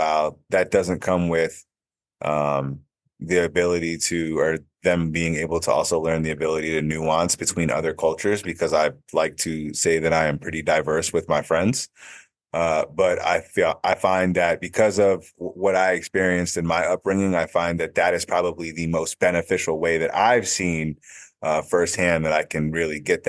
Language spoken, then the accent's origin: English; West Hartford, Connecticut, United States; was raised in Connecticut primarily and West Hartford specifically